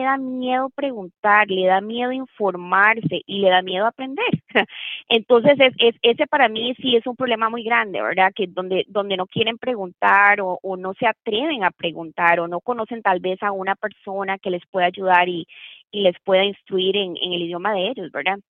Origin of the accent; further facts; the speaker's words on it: Costa Rica; moved away as an adult; now in Tennessee, United States; Yo soy de Costa Rica, nací que sí en Costa Rica y me gradué de la Escuela de Derecho en Costa Rica.